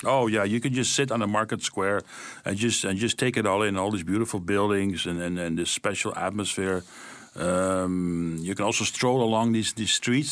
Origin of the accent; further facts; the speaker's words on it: Amsterdam, North Holland, Netherlands; moved away; I was born and raised in that city